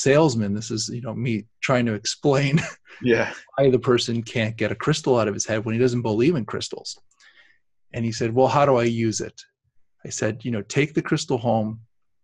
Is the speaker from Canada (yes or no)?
yes; Canada; we're Canadians